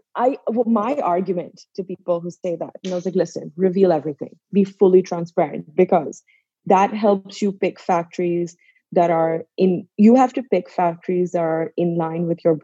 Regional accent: Pakistan; So I am from Pakistan. So my family has been in denim for over 3 decades.

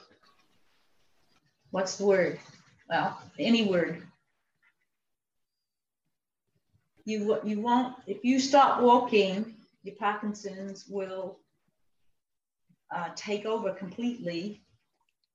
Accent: New Zealand; moved away as an adult; also born or lived in Missouri, United States / Boston, United States; now in United States; I'm from New Zealand. I came to the U.S. in 63, did a B.A. in Missouri

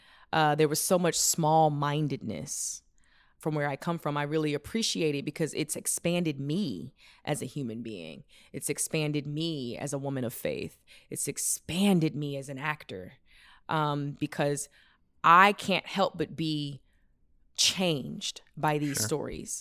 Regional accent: the South, United States; There were so many things I didn't know growing up in the South.

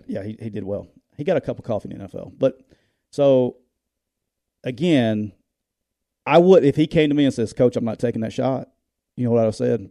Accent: Northeast Alabama, United States; I grew up in Northeast Alabama.

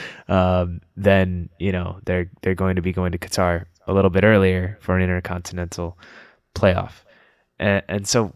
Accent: Canada; Canada, my home country

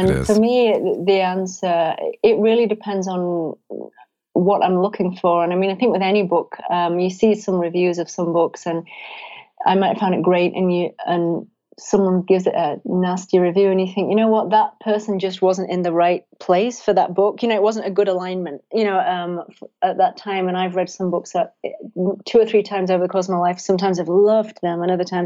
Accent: England, United Kingdom; moved away; I'm obviously English and I miss England

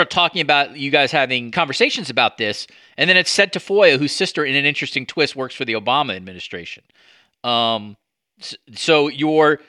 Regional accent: New York, United States; I grew up as a New Yorker

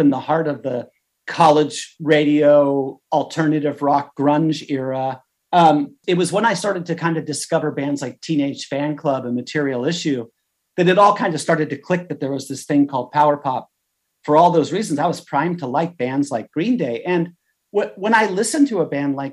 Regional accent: Hermosa Beach, California, United States; I grew up in Southern California in the Hermosa Beach area

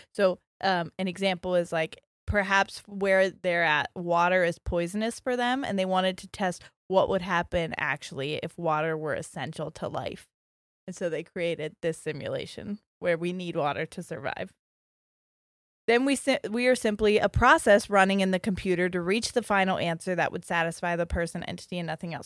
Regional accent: Ohio, United States; we're from Ohio

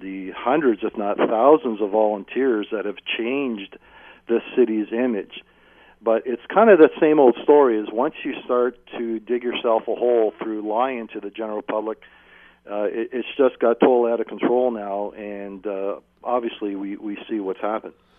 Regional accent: Hamilton, Ontario, Canada; being born and raised in Hamilton

